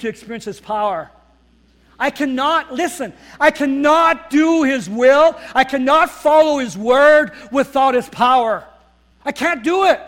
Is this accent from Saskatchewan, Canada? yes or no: no; Northern Ontario, Canada; moved away as an adult; now in Winkler, Canada; I was raised in Northern Ontario